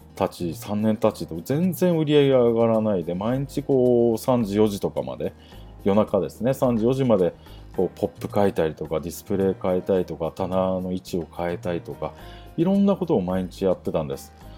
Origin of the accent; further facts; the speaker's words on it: Atami, Shizuoka, Japan; 熱海市生まれなんですが、静岡県の熱海ですね。あの、昔、新婚旅行で人気だった。まあ、最近また人気が復活してきた熱海市出身なんですが